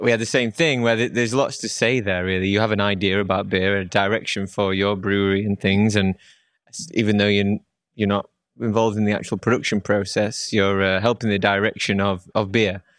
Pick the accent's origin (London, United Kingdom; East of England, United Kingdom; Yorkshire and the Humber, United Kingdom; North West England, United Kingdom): North West England, United Kingdom; Manchester; I'm from Manchester.